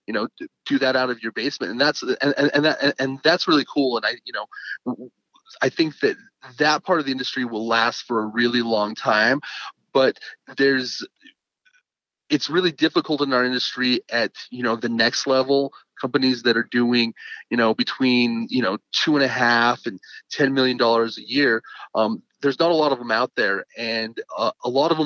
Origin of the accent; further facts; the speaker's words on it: Richfield, Utah, United States; also born or lived in Salt Lake City, Utah; I was born in Salt Lake City, and then when I was just about 6 years old, I moved to a small town that's in the dead center of the state called Richfield, Utah